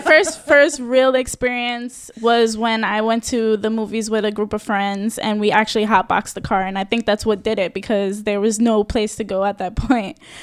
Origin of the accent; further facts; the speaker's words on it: New York City, New York, United States; I'm born and raised in the Bronx